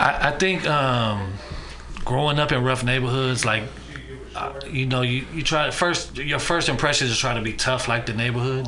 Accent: San Francisco, California, United States; me growing up in Fillmore and me working on Market Street, I know a lot of Frisco cats

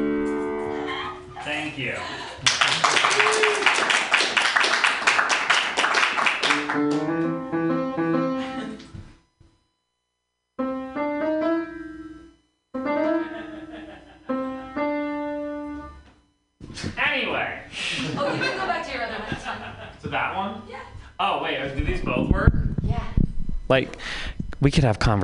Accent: Vermont, United States; I'm from Vermont

